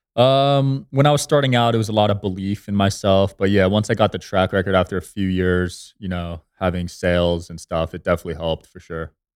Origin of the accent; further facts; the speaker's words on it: New Jersey, United States; moved away as an adult; also born or lived in Los Angeles; now in Las Vegas, United States; I grew up in Jersey